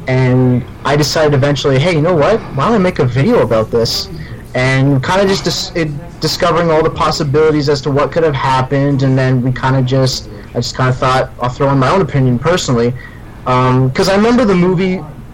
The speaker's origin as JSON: {"language": "English", "town": "Windsor", "region": "Ontario", "country": "Canada", "said": "I'm from Windsor, Ontario, Canada"}